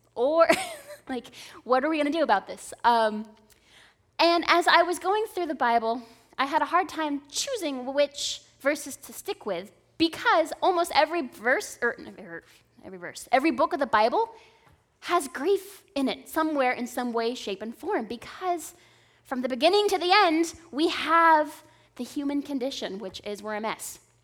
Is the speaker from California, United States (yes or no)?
yes; Southern California, United States; also born or lived in Indiana; growing up in Southern California